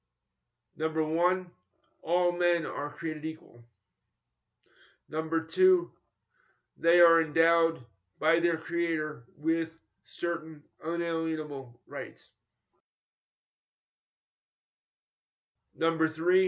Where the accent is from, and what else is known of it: New York, United States; born or raised there